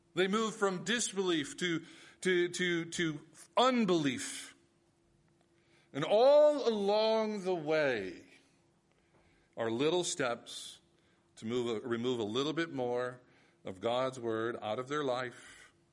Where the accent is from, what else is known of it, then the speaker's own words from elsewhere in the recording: United States; as Americans